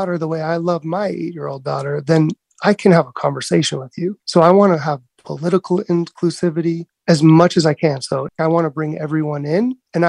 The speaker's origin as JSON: {"language": "English", "town": "National City", "region": "California", "country": "United States", "tie": "born or raised there", "also_born_or_lived": "Cardiff by the Sea", "lives_now": "New York City, United States", "said": "growing up in National City and then Cardiff by the Sea, moving to New York City, Brooklyn."}